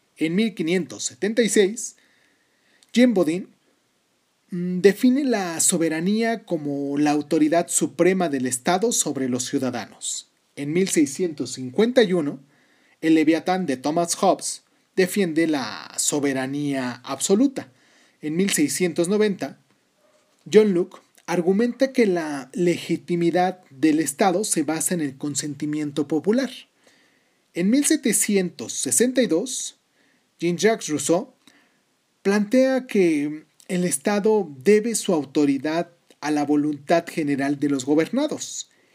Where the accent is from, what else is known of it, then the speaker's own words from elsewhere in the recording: Mexico; yo soy mexicano porque nací en México